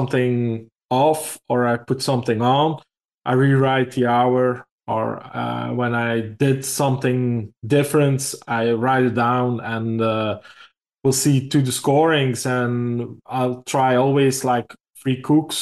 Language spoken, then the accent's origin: English; Belgium; we say Belgium.